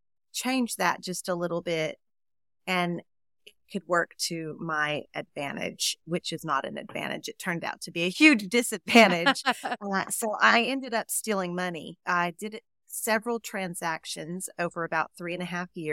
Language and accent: English; Texas, United States; also born or lived in Colorado; I am a Texan. I was actually born in Colorado, but my mom moved me here when I was 2, so I have Texas deep in my root for sure.